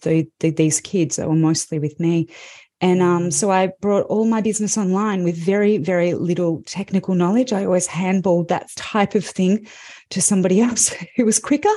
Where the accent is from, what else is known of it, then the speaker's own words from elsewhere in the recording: Melbourne, Victoria, Australia; I'm from Melbourne, Australia